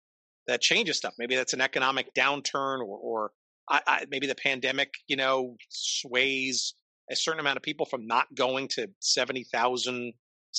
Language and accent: English; Northern New Jersey, United States; growing up in Northern New Jersey